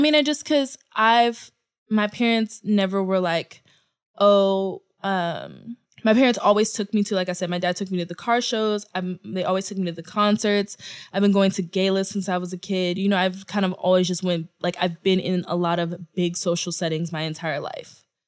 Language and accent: English; Houston, Texas, United States; now in New York, United States; I say Houston